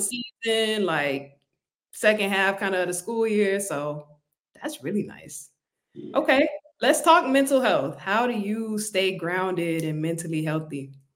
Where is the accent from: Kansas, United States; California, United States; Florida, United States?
Florida, United States; Miami; I'm from Miami originally